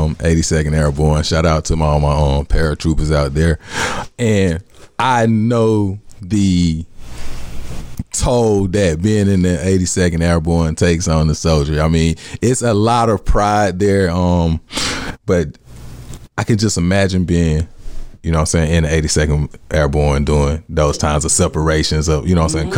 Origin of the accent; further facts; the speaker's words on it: United States; I'm an American patriot